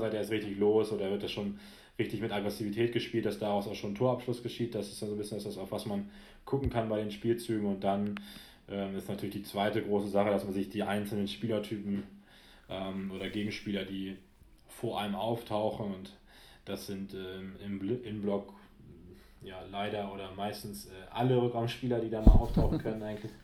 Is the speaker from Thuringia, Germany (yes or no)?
no; near Altenholz, Schleswig-Holstein, Germany; lange in Altenholz gespielt, wo ich ja aufgrund der örtlichen Verbundenheit zu meiner Heimat den einen oder anderen auch kenne